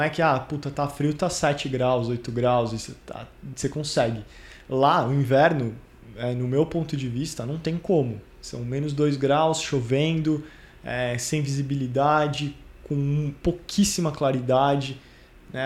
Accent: São Paulo, Brazil; moved away as an adult; now in London, United Kingdom; São Paulo é minha cidade, é onde, onde eu nasci, onde eu cresci

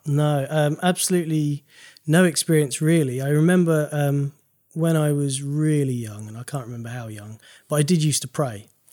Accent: Maidstone, South East England, United Kingdom; I'm from Maidstone in Kent.

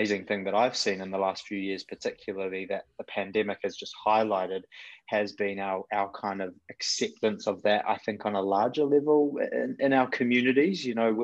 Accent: New Zealand; accent: mixed; moved away; You can probably tell from my terrible, mixed up, weird accent that I'm originally from Kiwi shores.

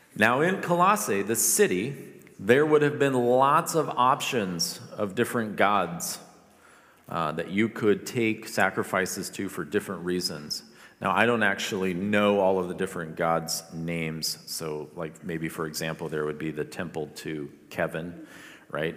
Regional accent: Philippines; moved away; I grew up in the Philippines

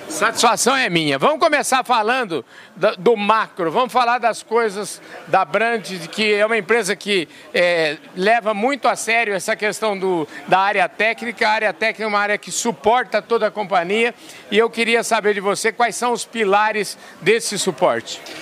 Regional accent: near Botucatu, São Paulo, Brazil; lá em Botucatu, lá perto da minha terra

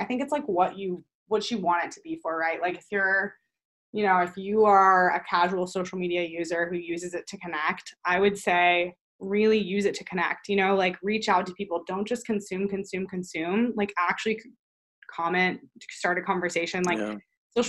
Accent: Texas, United States; I'm from Texas, I'm moved around a lot, I live a little bit more of a different lifestyle than other people

